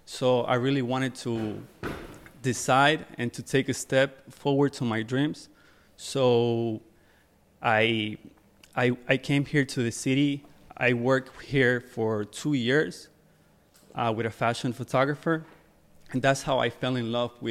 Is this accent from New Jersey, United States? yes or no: yes; New Jersey, United States; So I'm from Jersey. Uh, lived there my whole my whole life, and I used to I used to come here like most of the time.